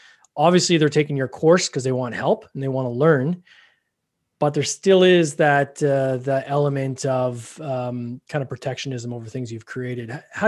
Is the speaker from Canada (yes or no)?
yes; Canada; Like, if I know here in Canada, we're both Canadian.